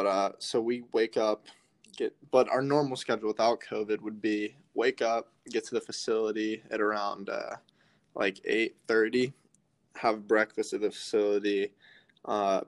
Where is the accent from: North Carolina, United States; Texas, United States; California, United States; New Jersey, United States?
North Carolina, United States; Charlotte; also born or lived in Nashville, Tennessee; I'm from Charlotte, North Carolina. I was born in Nashville, Tennessee